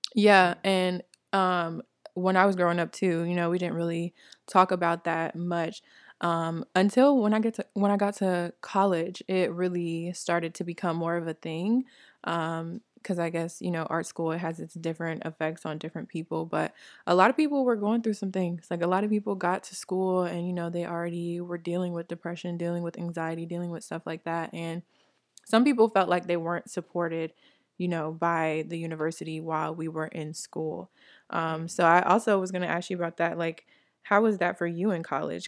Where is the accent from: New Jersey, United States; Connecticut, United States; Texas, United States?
New Jersey, United States; moved away; also born or lived in Atlanta, Georgia; I, I'm from New Jersey originally